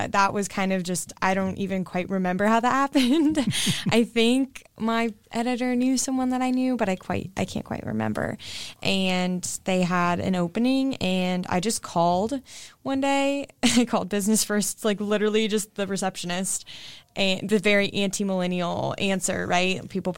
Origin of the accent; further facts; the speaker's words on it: Westerville, Ohio, United States; I am from Westerville and my mom had a job there, so I got free tuition